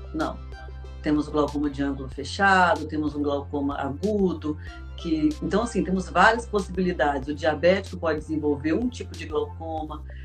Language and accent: Portuguese; Volta Redonda, Rio de Janeiro, Brazil; eu sou de Volta Redonda, aqui no interior do estado do Rio